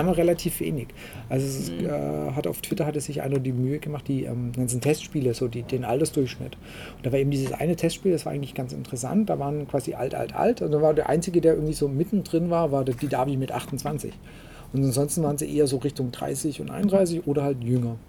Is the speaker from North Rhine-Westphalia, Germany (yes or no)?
no; Waldstein, Baden-Württemberg, Germany; aus dem Heimatort, wo ich herkomme, aus Waldstein